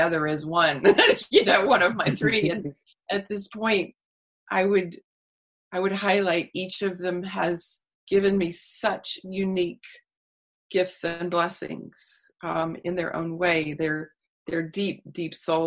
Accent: Texas, United States; I grew up in Texas

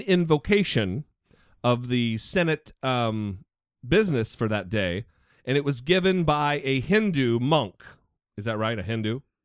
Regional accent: Idaho, United States; my home state of Idaho

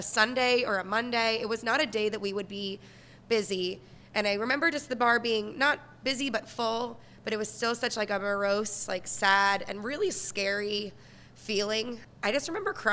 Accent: Florida, United States; moved away as an adult; now in New York City, United States; I'm originally from Florida. Moved here about 11 years ago

